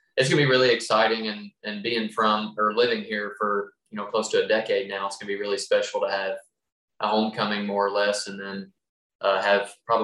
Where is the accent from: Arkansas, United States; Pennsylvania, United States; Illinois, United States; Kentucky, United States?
Kentucky, United States; Western; I'm from Western Kentucky. I grew up in a coal mining family